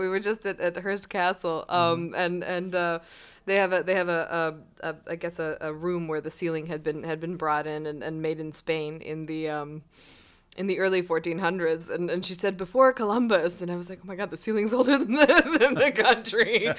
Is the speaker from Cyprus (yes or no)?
yes; Cyprus; also born or lived in Egypt; as I was growing up elsewhere, as I was growing in Cyprus, and I was growing up in Egypt, which were these fantastic places for childhood.